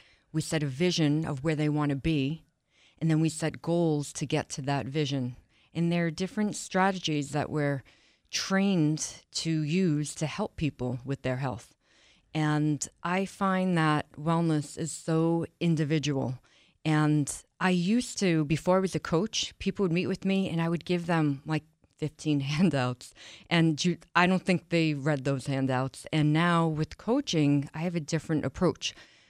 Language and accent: English; Long Island, New York, United States; From Long Island, New York.